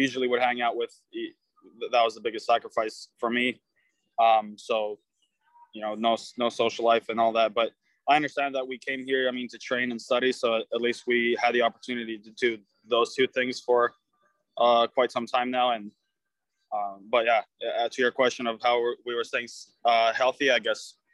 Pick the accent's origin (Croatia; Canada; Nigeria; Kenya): Croatia; now in United States; Croatia, my home country